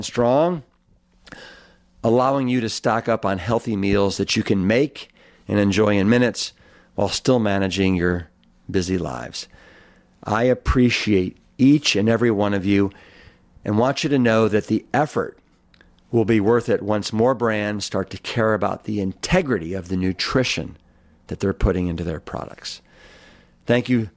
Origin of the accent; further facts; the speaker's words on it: Cleveland, Ohio, United States; now in Austin, United States; my hometown of Cleveland, Ohio